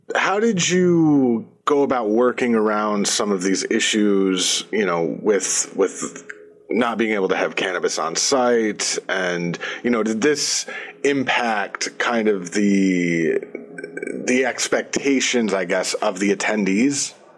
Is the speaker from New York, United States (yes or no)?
yes; New York, United States; moved away as an adult; now in Michigan, United States; I'm from New York. I went to college in New York and, you know, I'm living in Michigan now